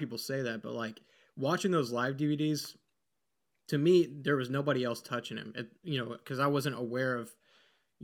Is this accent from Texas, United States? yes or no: yes; Texas, United States; growing up in Texas, they take the arts pretty seriously.